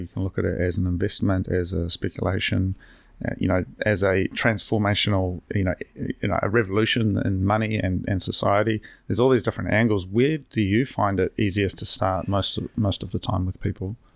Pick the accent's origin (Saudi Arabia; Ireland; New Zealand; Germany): New Zealand; Hastings, Hawke's Bay; now in Wellington, New Zealand; I'm from Hastings